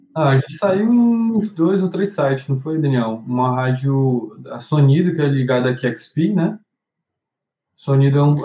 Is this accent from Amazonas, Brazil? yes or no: yes; Manaus, Amazonas, Brazil; a gente vinha de Manaus